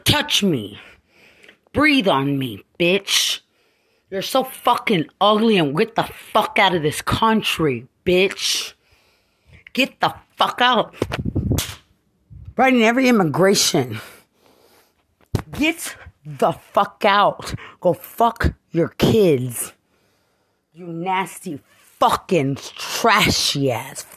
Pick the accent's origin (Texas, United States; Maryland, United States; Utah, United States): Texas, United States; Lubbock; I'm from Lubbock.